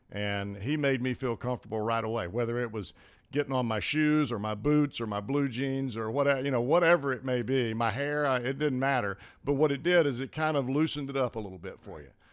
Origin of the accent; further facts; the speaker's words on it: Birmingham, Alabama, United States; moved away; I grew up in Birmingham, Hoover